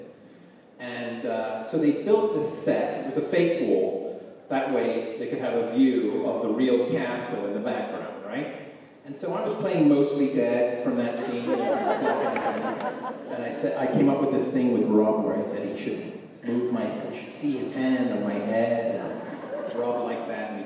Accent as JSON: {"language": "English", "region": "England", "country": "United Kingdom", "tie": "born or raised there", "also_born_or_lived": "United States", "said": "I grew up in England and spent time in the States as a kid"}